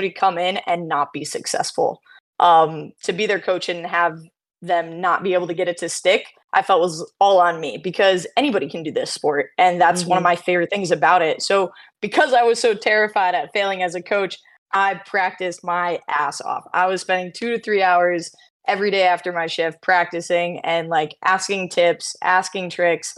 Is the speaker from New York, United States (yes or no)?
yes; New York, United States; moved away as an adult; now in Maryland, United States; I'm originally from New York, moved down to Maryland in 2017